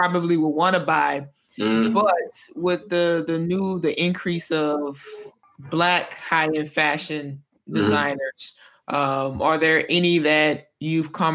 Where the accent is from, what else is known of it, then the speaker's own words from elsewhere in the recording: United States; moved away as an adult; now in Italy; sometimes I catch myself being American